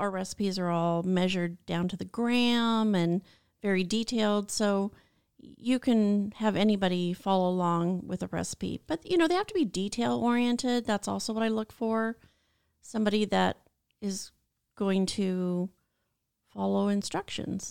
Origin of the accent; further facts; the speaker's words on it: Washington, United States; moved away as an adult; also born or lived in Long Beach, California; now in California, United States; born and raised in Washington and wanted to live in California for the sun and the beach